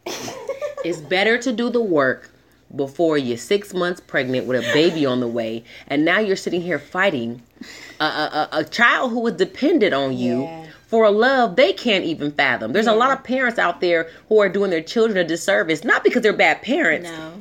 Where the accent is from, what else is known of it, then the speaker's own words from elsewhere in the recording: Southern California, United States; I grew up in Southern California mm-hmm. in the 90s.